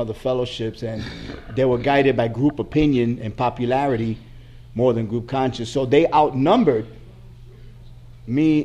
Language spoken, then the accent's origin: English; New York, United States; I'm from New York.